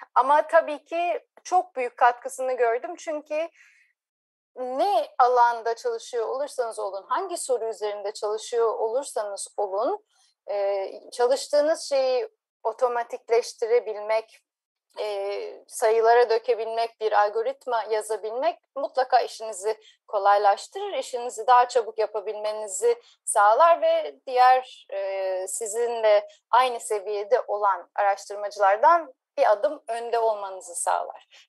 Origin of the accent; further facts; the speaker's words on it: Ankara, Turkey; moved away as an adult; also born or lived in Izmir / Cambridge, Massachusetts, United States; 1981 Ankara doğumluyum.